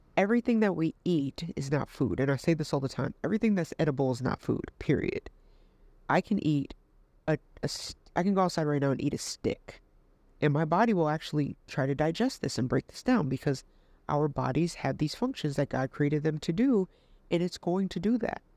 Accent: New York City, New York, United States; moved away as an adult; I'm in New York, you know, I'm from Queens, and I came down here

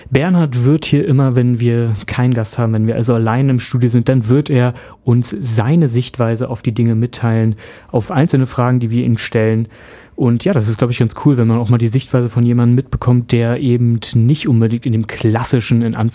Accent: Berlin, Germany; Also ja, ja, ich, ich bin Berliner Tatsache

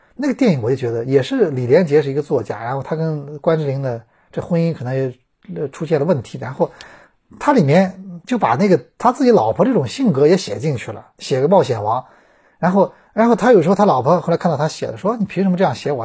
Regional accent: China; 我中国人

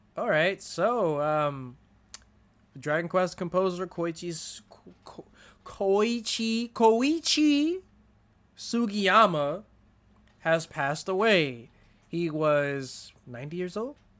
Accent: United States; as an American

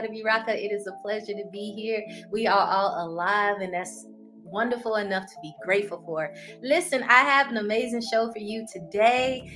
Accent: Atlanta, Georgia, United States; I am from Atlanta, Georgia

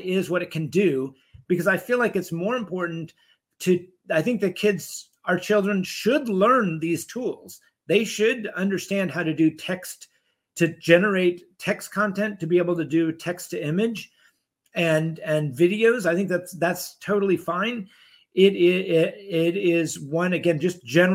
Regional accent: Dallas, Texas, United States; moved away; also born or lived in Europe; I grew up in Dallas

